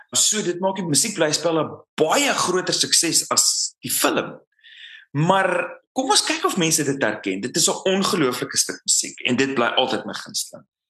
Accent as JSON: {"language": "Afrikaans", "country": "South Africa", "moved": "as an adult", "said": "Suid-Afrika is my tuiste."}